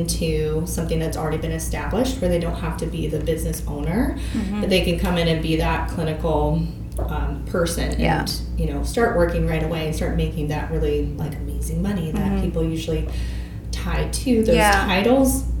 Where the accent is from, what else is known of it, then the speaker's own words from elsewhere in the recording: Topeka, Kansas, United States; also born or lived in Lawrence, Kansas; Topeka, Kansas. So I'm from